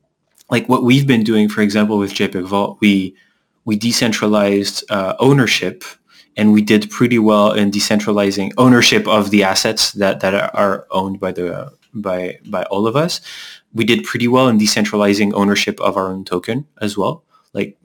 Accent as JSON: {"language": "English", "country": "France", "also_born_or_lived": "Canada", "moved": "yes", "said": "we're both from France"}